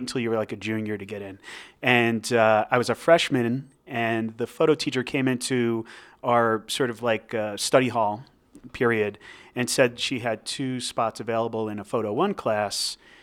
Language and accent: English; New Jersey, United States; moved away as an adult; now in Albuquerque, United States; I grew up in New Jersey, um, and I was there until I was twenty-six years old.